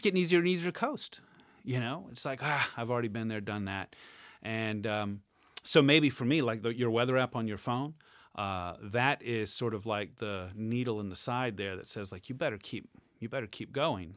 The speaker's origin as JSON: {"language": "English", "town": "Jacksonville", "region": "Florida", "country": "United States", "tie": "born or raised there", "moved": "as an adult", "lives_now": "Michigan, United States", "said": "I grew up in Jacksonville, Florida"}